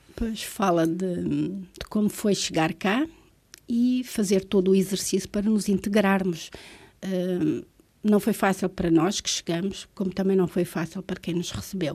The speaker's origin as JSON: {"language": "Portuguese", "town": "Luanda", "region": "Luanda Province", "country": "Angola", "tie": "born or raised there", "also_born_or_lived": "Vila Nova de Gaia, Portugal / Manteigas, Portugal", "moved": "as an adult", "lives_now": "Azores, Portugal", "said": "Se eu tenho que escolher uma cidade onde fui criada, é Luanda"}